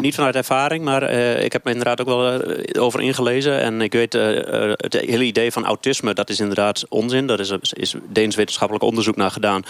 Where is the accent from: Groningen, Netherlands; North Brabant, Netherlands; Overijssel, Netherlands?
Overijssel, Netherlands; Kampen